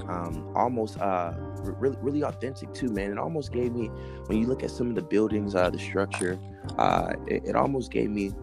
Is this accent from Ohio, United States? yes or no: yes; Cleveland, Ohio, United States; now in California, United States; I'm originally uh, born and raised from Cleveland, Ohio